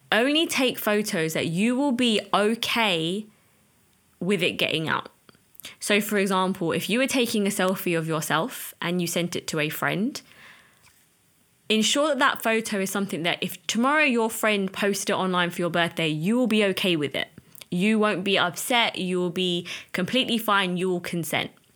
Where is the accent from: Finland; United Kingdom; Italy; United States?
United Kingdom; as an Asian, as a British Asian